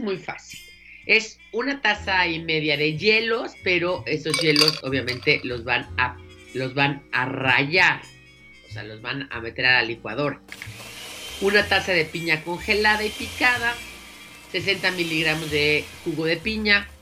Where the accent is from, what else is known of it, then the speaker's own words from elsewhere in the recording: Mexico City, Mexico; Los dos somos chilangos, nosotros vivimos en la Ciudad de México